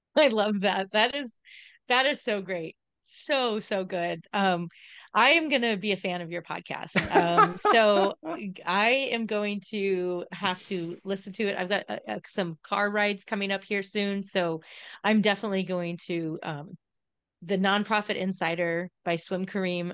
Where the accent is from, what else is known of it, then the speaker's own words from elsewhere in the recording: Southern California, United States; moved away; I grew up in Southern California